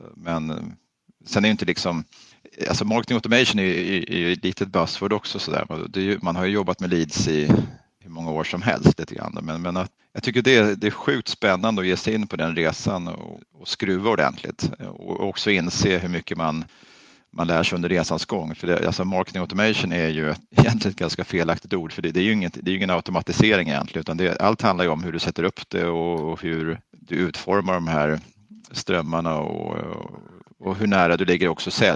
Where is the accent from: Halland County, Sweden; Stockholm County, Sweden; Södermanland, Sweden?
Stockholm County, Sweden; Stockholm; also born or lived in Östergötland; Vi är faktiskt födda i Östergötland och så där, men jag är uppvuxen i Stockholm